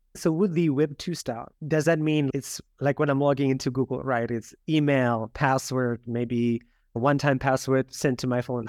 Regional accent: South Africa; moved away; growing up in South Africa

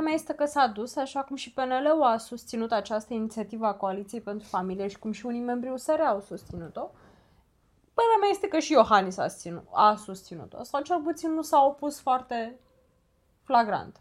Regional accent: Romania; Noi ca români

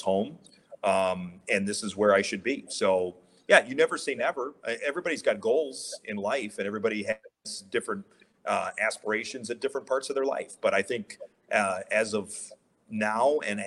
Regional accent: Rice Lake, Wisconsin, United States; also born or lived in Rhinelander, Wisconsin / Green Bay, Wisconsin / Milwaukee, Wisconsin; I grew up in Rice Lake, Wisconsin

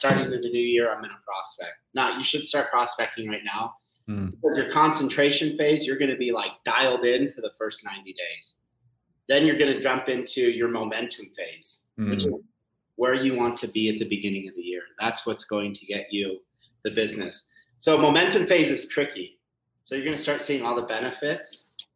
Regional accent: Idaho, United States; now in Utah, United States; I'm actually from Idaho

